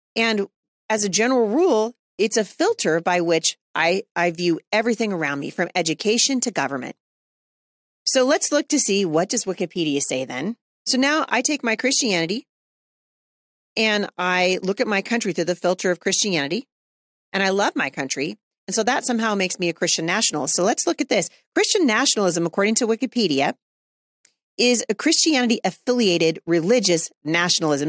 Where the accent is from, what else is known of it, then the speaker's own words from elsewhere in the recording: United States; As an American, as a citizen of the United States